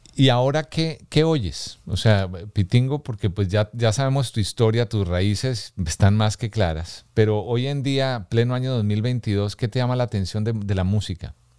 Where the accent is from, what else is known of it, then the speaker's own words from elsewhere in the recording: Colombia; mi tierra, de Colombia